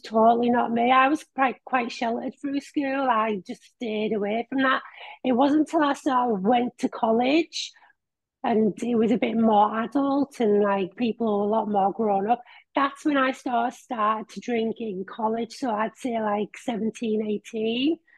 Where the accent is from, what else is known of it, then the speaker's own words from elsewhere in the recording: Billingham, North East England, United Kingdom; Billingham, which is my hometown.